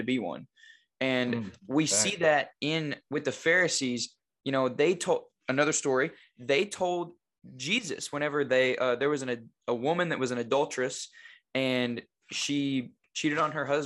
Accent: Batesville, United States; moved away as an adult; now in Jonesboro, United States; we're both from Batesville, but we're not in Batesville, thank goodness. Like, we're out. I'm in Jonesboro

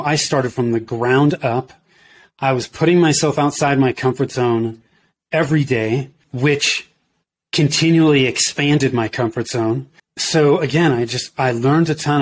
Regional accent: Danville, California, United States; moved away as an adult; also born or lived in Oakland, California / Denver, Colorado; I grew up in Northern California in the Bay Area. So in the East Bay, uh, if you're familiar with that, I grew up in Danville. I was born in Oakland

